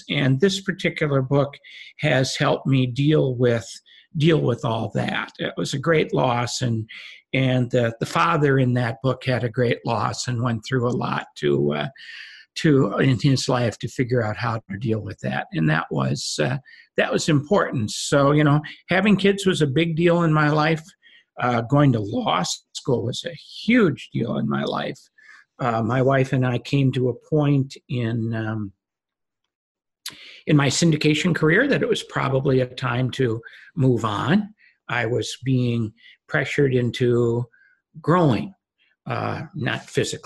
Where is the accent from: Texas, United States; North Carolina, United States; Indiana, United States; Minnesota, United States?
Minnesota, United States; moved away as an adult; now in California, United States; born and raised in Minnesota, got married in Minnesota, and in 1979 left Minnesota to come to California